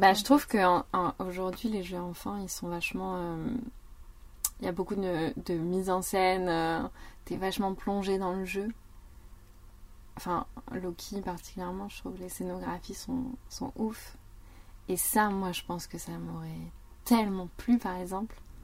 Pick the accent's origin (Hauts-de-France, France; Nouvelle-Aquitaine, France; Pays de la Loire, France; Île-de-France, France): Nouvelle-Aquitaine, France; near Parthenay; je viens de Viennet, qui est un petit patelin à côté de Partenay